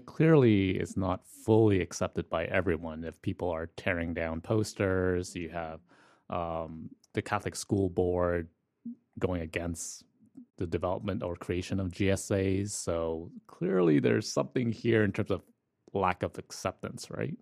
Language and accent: English; Toronto, Ontario, Canada; I'm from Scarborough